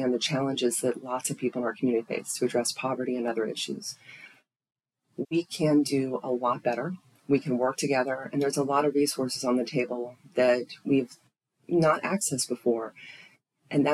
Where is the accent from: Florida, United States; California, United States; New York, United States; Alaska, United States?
Florida, United States; Tallahassee; this is my hometown. I love Tallahassee.